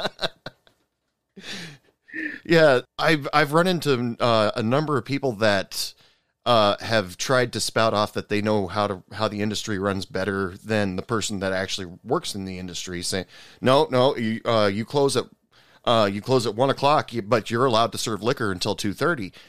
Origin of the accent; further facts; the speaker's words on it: Oregon, United States; moved away as an adult; now in West Texas, United States; I live in West Texas, and I thought it was the weather schizophrenic out here because I'm originally from Oregon and moved okay. out, uh, moved down to Texas for work uh, about 10 years ago